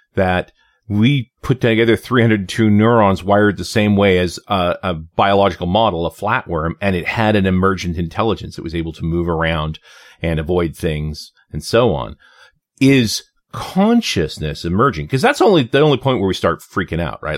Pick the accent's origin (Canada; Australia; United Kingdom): Canada; as a Canadian